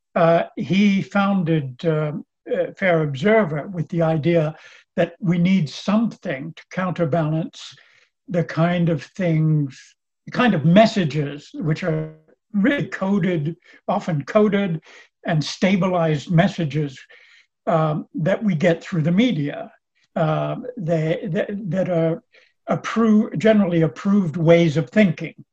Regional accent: Los Angeles, California, United States; moved away as an adult; also born or lived in Chicago, Illinois / Oxford, England; now in France; i was born in chicago grew up in in california

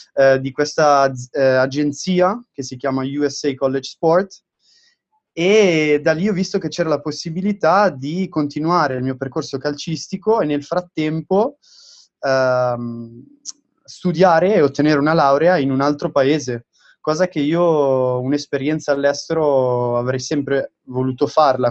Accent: Domodossola, Piedmont, Italy; moved away as an adult; also born or lived in Milan; now in Fort Lauderdale, United States; sono di Domodossola, quindi nel nord del Piemonte

